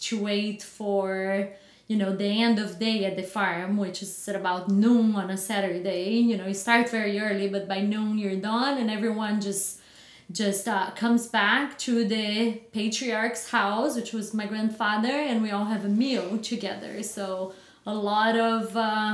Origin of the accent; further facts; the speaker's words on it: Batatais, São Paulo, Brazil; now in Chandler, United States; Born and raised in a little town called Batatais